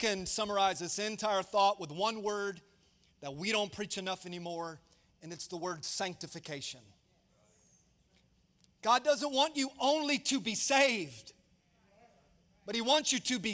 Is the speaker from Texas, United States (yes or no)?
no; Tampa, Florida, United States; moved away; I grew up in Tampa. That's home for me